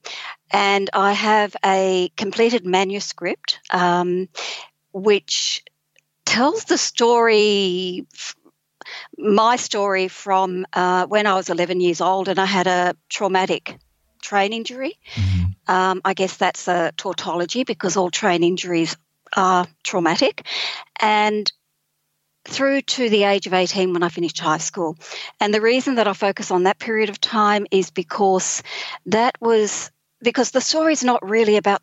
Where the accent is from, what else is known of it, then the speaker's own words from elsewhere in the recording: Sydney, New South Wales, Australia; moved away as an adult; now in Taree, Australia; I'm originally from Sydney